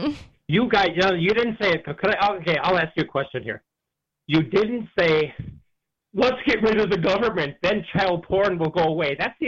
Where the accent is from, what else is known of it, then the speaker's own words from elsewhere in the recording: Wisconsin, United States; now in Florida, United States; I'm from Wisconsin, too